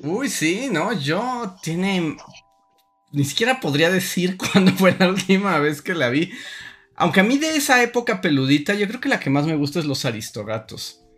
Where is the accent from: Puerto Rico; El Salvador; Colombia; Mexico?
Mexico; somos mexicanos